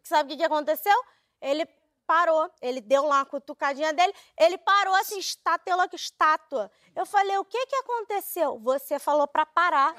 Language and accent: Portuguese; Brazil; eu sou brasileira